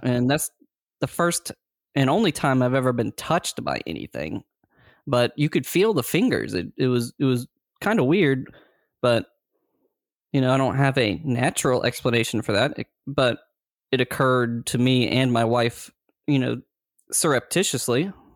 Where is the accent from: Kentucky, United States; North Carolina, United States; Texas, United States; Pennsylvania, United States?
North Carolina, United States; Greensboro; I grew up in Greensboro, North Carolina